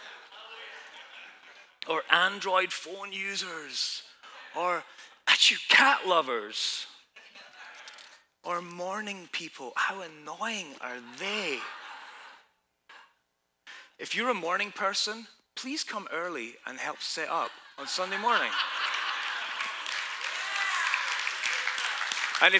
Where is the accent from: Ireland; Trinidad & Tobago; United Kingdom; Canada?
United Kingdom; Scotland; now in United States; I'm from Scotland, you know, we got our troubles